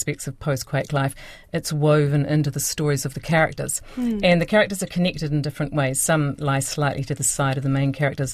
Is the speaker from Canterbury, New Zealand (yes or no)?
yes; Christchurch, Canterbury, New Zealand; it's set in Christchurch, which is my hometown